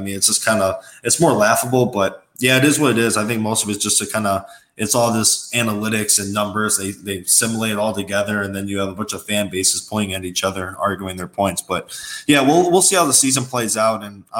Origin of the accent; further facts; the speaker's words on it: Big Ten country, Midwest, United States; I grew up in Big Ten country too